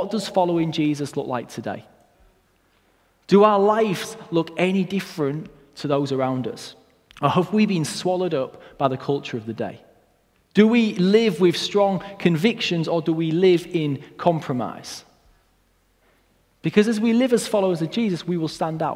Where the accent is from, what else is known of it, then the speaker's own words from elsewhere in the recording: Hull, Yorkshire and the Humber, United Kingdom; My family moved to Hull when I was very young